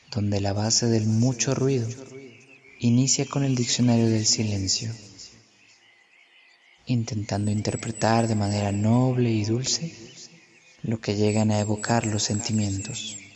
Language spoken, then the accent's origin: Spanish; Mexico City, Mexico; Tengo 22 años. Soy de Tláhuac, Ciudad de México.